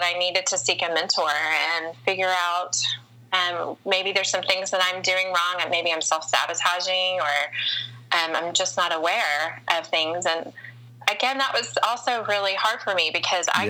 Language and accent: English; the South, United States; an older woman growing up in the South and being over 35 and unmarried